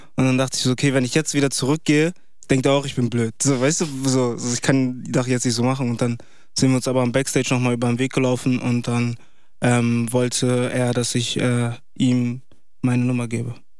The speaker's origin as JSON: {"language": "German", "region": "Bremen", "country": "Germany", "said": "Ich komme aus Bremen"}